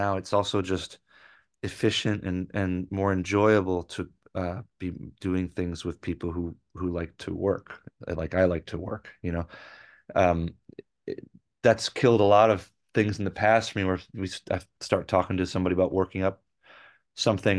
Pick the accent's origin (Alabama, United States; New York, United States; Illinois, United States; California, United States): New York, United States; Rochester; moved away; I had been in a band back in my hometown in Rochester